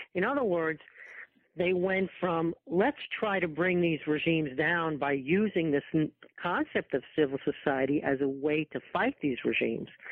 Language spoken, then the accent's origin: English; New York area, United States; also born or lived in Rochester, New York; I'm from the New York area